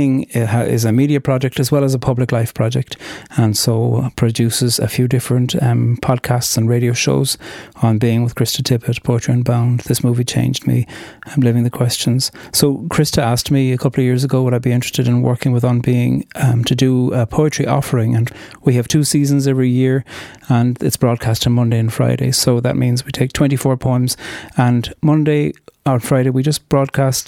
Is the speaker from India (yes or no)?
no; Carrigaline, Munster, Ireland; first language Irish; moved away as an adult; now in Belfast, United Kingdom; I grew up in Cork. I am number three of six in the family